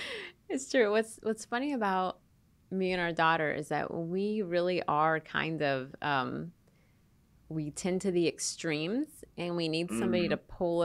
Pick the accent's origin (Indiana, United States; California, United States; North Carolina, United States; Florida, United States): Florida, United States; moved away as an adult; I'm from Florida, so I wasn't used to a place with four seasons.